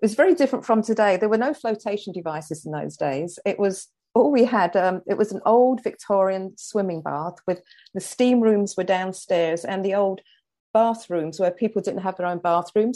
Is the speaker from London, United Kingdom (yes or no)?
yes; London, United Kingdom; moved away; I came from the Elephant and Castle, working class London